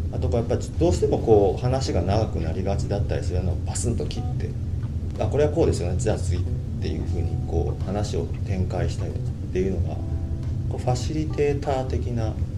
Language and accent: Japanese; Osaka, Japan; also born or lived in Taito, Tokyo; now in Tokyo, Japan; 大阪の下町住吉区というところで生まれ育ちまして現在は東京の下町台東区で暮らしております